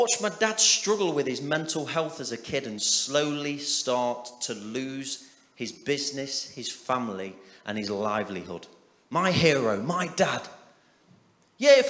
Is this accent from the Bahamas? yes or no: no; Nottingham, East Midlands, United Kingdom; we're all from Nottingham